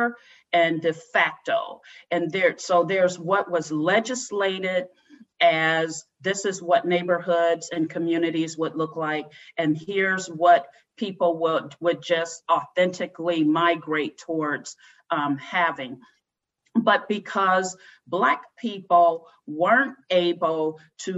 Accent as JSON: {"language": "English", "town": "Cleveland", "region": "Ohio", "country": "United States", "tie": "born or raised there", "moved": "as an adult", "lives_now": "Tacoma, United States", "said": "Growing up in Cleveland was a very segregated experience"}